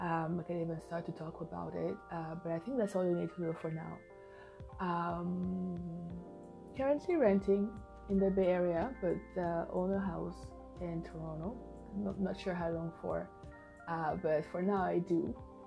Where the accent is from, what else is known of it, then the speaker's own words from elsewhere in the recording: Bouaké, Vallée du Bandama, Côte d’Ivoire; born there; I was born in Ivory Coast, in Bouaké, a few years back. I'm 31 years old.